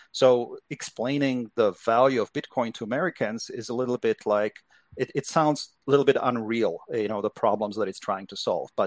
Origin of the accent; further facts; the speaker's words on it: Czechia; now in United States; Well, I grew up in Czechoslovakia. So it was uh, in the 1970s and 1980s, so it was still a communist country, and it was a very different uh, place than uh, than living here in the U.S. now.